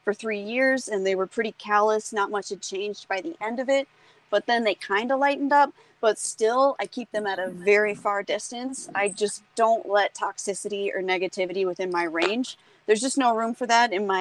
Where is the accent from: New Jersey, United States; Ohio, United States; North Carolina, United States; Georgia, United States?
North Carolina, United States; I was born in North Carolina